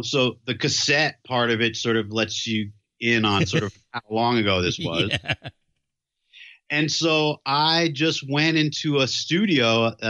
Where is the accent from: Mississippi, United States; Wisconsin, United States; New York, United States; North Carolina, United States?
New York, United States; New York City; when I was a teenager, I grew up in Manhattan, right in New York City. And in Chelsea was like located really close to Madison Square Garden and Penn Station.